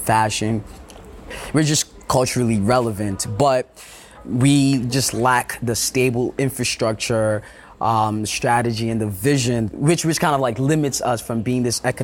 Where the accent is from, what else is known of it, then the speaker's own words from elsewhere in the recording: Nigeria; as a Nigerian.